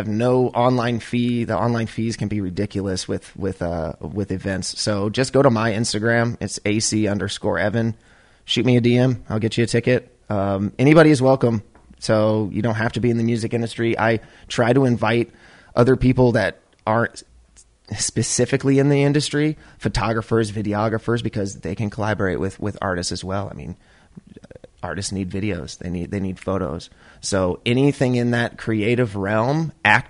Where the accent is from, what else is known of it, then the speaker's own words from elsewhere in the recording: Chicago, Illinois, United States; we're all from Chicago